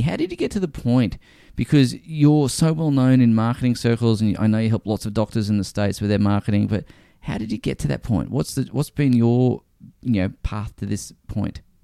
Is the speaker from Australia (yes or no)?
yes; Brisbane, Queensland, Australia; moved back to Brisbane, which is my hometown.